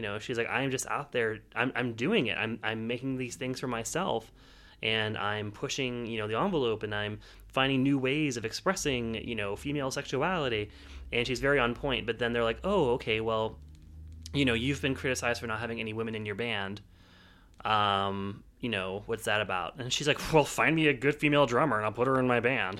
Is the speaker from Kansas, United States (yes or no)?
no; Pittsburgh, Pennsylvania, United States; I am from Pittsburgh